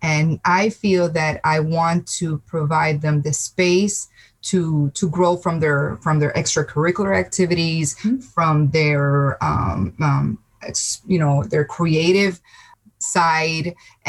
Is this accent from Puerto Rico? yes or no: yes; Puerto Rico; moved away as an adult; now in United States; I'm Puerto Rican. I'm from Puerto Rico. Yes. Okay. And I moved to the States 6.5 years ago